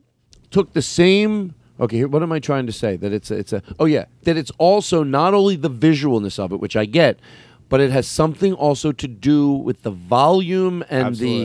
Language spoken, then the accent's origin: English; Philadelphia, Pennsylvania, United States; Okay, so I come from Philadelphia...